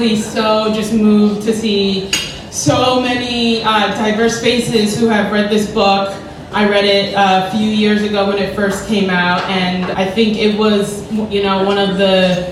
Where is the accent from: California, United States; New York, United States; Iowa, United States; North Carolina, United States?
New York, United States; New York City; I grew up in Bed-Stuy